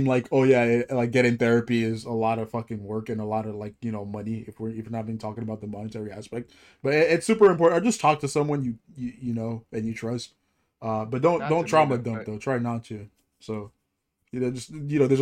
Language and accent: English; Nigeria; now in United States; when we're growing up in Nigeria